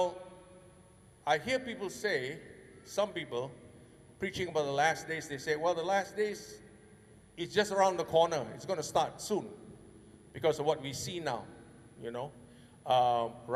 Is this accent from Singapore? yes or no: yes; Singapore; My grandpa and my dad came from Banjarmasin, you know, and I was born in Singapore